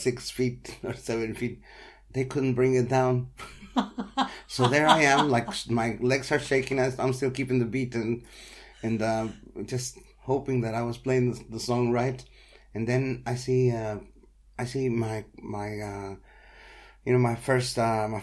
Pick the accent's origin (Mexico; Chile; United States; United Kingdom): Mexico; moved away; I'm from Mexico